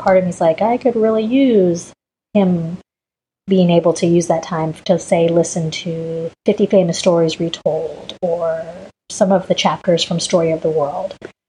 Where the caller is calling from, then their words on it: Dallas, Texas, United States; I am calling in from Dallas, Texas.